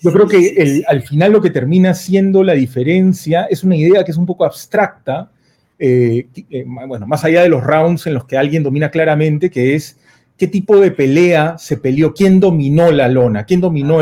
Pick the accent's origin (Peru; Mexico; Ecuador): Peru; como muchos peruanos